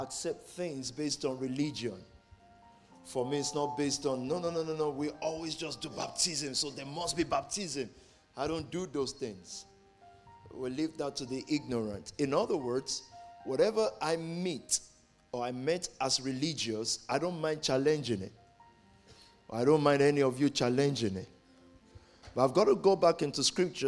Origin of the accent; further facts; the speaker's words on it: Nigeria; moved away; I'm from Nigeria